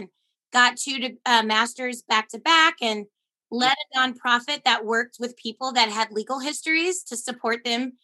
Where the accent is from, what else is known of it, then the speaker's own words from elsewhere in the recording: Portland, Oregon, United States; moved away as an adult; also born or lived in upstate New York / Atlanta, Georgia; I was not someone who really loved growing up in Portland